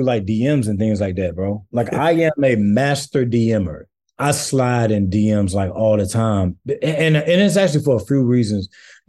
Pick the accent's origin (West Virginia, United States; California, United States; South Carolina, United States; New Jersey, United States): South Carolina, United States; St. Matthew; You know, where I'm from St. Matthew, South Carolina, bro, like, not much works for us.